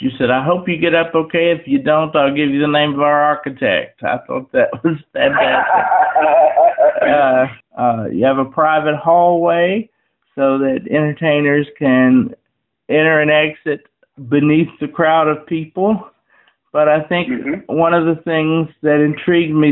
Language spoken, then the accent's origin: English; Wytheville, Virginia, United States; my hometown where I've lived all my life